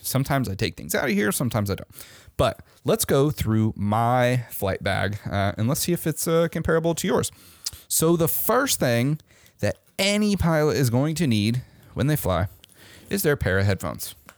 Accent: Omaha, Nebraska, United States; moved away; my hometown in Omaha, Nebraska

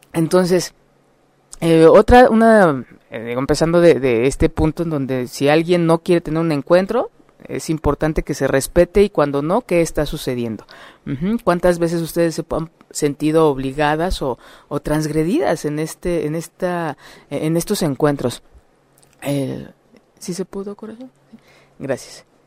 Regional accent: Mexico; como mexicanos

